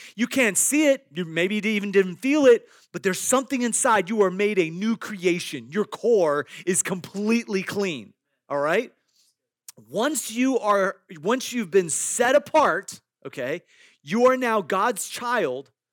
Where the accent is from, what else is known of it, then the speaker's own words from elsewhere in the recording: Iowa, United States; I grew up in Iowa, and in the, in our backyard, there were several apple trees.